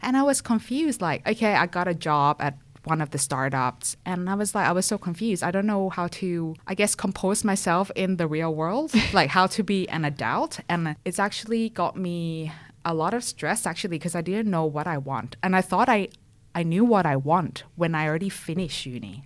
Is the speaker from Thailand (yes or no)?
yes; Thailand; moved away as an adult; also born or lived in France; now in Perth, Australia; I'm originally from Thailand. You might already pick up my accent. I moved to Perth in two thousand sixteen, and before Perth, I was living in France for two years for my bachelor's.